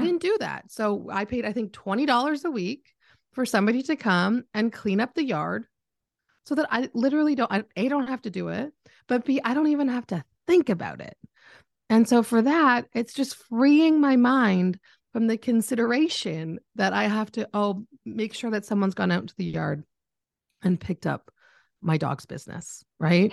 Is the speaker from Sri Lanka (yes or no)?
no; Canada; I'm Canadian, if anyone's picked it up in my voice